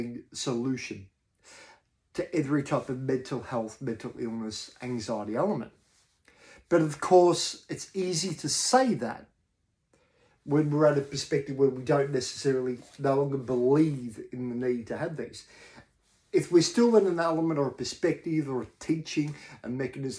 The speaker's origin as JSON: {"language": "English", "country": "Australia", "said": "what I've talked about as an Australian male"}